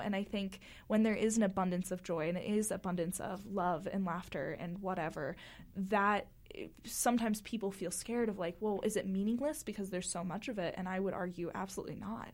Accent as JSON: {"language": "English", "region": "Florida", "country": "United States", "tie": "born or raised there", "moved": "as an adult", "lives_now": "Utah, United States", "said": "growing up in Florida"}